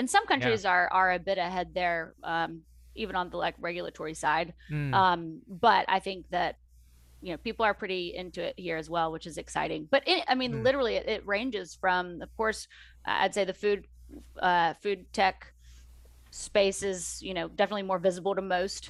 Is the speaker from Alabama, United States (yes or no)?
yes; Huntsville, Alabama, United States; accent: Southern; now in California, United States; I grew up in Alabama near Huntsville, the Huntsville Space and Rocket Center